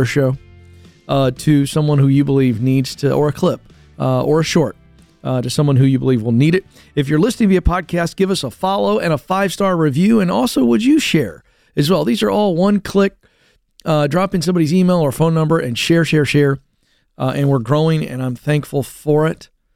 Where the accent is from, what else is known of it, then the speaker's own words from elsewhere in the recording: the South, United States; I grew up in the South.